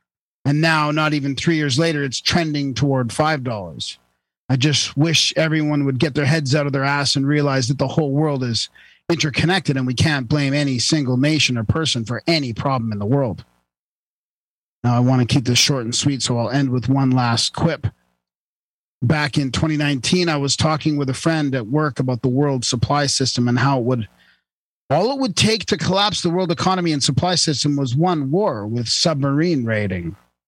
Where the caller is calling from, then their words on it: Spokane, Washington, United States; I'm from Spokane, Washington.